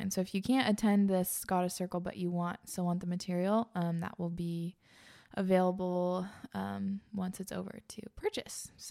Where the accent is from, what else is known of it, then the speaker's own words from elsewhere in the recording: East Coast, United States; I grew up on the East Coast.